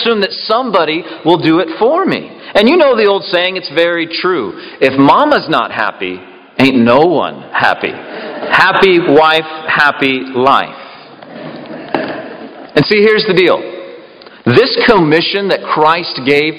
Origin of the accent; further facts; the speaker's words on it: the South, United States; I'm from the South